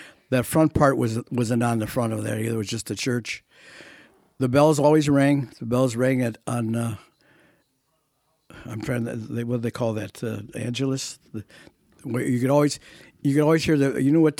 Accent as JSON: {"language": "English", "town": "Berwyn", "region": "Illinois", "country": "United States", "tie": "born or raised there", "moved": "as an adult", "lives_now": "Manteno, United States", "said": "I'm originally from Berwyn, Illinois. I came to Manteno in 1951."}